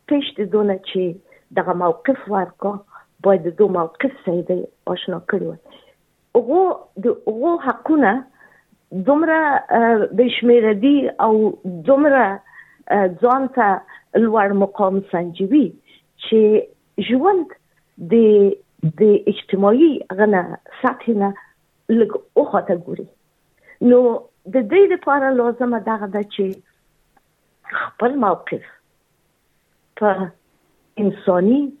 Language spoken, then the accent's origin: Pashto; Afghanistan; moved away; زه یو افغان یم